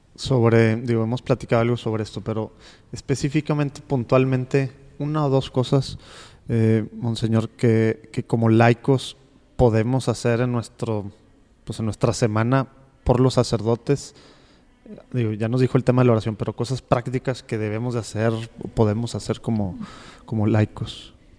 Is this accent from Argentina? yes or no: no; Mexico; nosotros como mexicanos